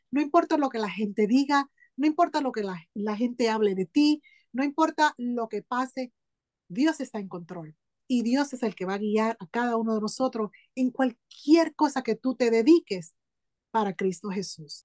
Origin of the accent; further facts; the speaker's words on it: Hartford, Connecticut, United States; also born or lived in Aguadilla, Puerto Rico / San Sebastián, Puerto Rico; a los seis años de edad vine a donde tú estás ahora, a Hartford, Connecticut. Ahí pues me crié